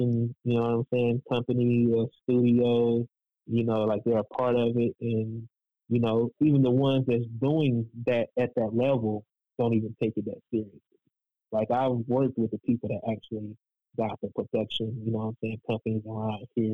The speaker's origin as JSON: {"language": "English", "town": "Raleigh", "region": "North Carolina", "country": "United States", "tie": "born or raised there", "said": "I was born and raised in Raleigh"}